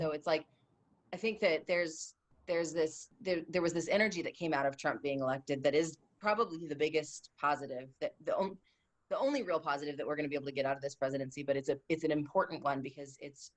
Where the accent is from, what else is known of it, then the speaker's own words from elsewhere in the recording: Santa Clarita, California, United States; also born or lived in Simi Valley; Santa Clarita, Simi Valley, basically the north side of LA County.